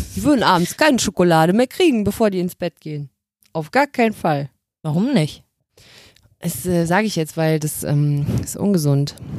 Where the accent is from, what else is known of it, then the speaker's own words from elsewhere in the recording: Cologne area, North Rhine-Westphalia, Germany; Ich komme aus dem Umland von Köln. Ich bin da aufgewachsen.